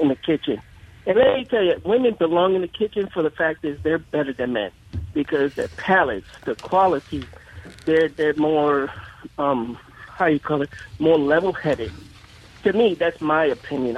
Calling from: Texas, United States; moved away as an adult; also born or lived in Jackson, Mississippi; I'm calling from Texas.

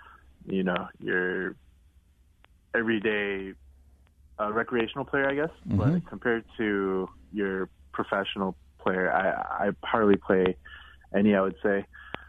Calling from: Los Angeles, California, United States; I'm currently in Los Angeles.

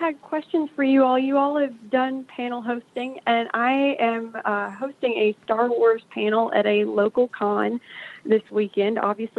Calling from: Virginia, United States; I'm calling from Virginia.

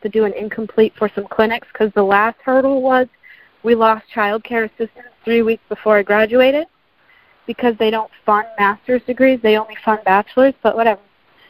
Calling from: Sarasota, Florida, United States; I know Melissa. I'm from Sarasota.

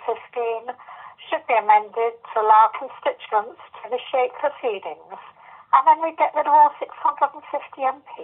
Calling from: Marlow, South East England, United Kingdom; I'm calling from Marlow, Buckinghamshire.

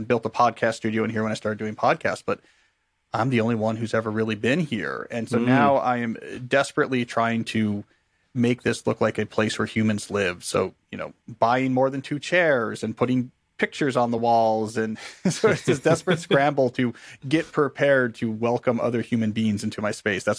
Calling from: Washington, District of Columbia, United States; I'm joining you from Washington, D.C. here in the States

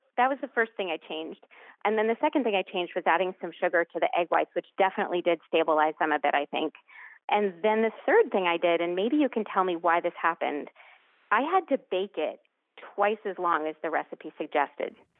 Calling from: Lexington, Massachusetts, United States; I'm calling from Lexington, Massachusetts.

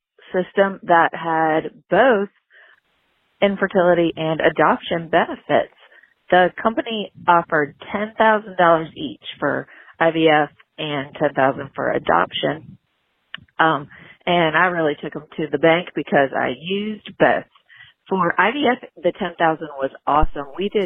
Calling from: North Carolina, United States; I'm calling from North Carolina.

